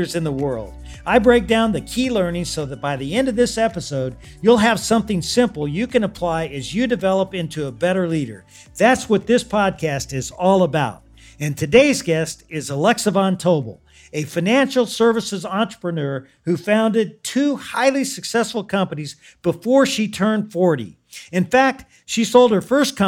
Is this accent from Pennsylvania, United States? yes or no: no; Louisville, Kentucky, United States; I'm from Louisville